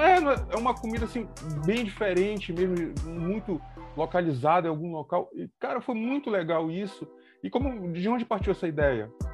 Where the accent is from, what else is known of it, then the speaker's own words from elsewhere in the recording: Belém, Pará, Brazil; nós somos de Belém do Pará